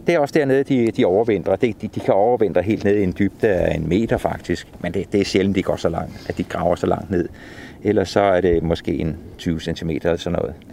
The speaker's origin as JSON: {"language": "Danish", "area": "Stevns", "region": "Zealand", "country": "Denmark", "said": "nede på Stævns, i det område, hvor jeg kommer fra"}